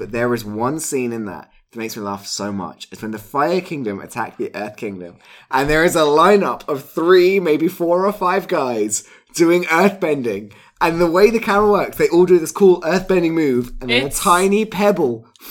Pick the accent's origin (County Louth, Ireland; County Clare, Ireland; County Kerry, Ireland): County Kerry, Ireland; Like, I can't believe I grew up in Kerry and that was my attempt at Kerry.